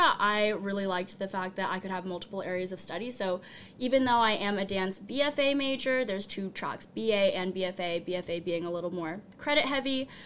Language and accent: English; Portland, Oregon, United States; moved away; I'm from Portland, Oregon